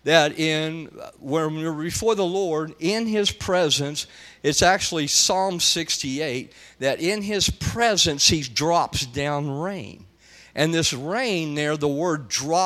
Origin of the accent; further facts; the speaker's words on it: Texas, United States; also born or lived in Amarillo, Texas; I'm from Texas, and we have, where I live in the Amarillo, Texas area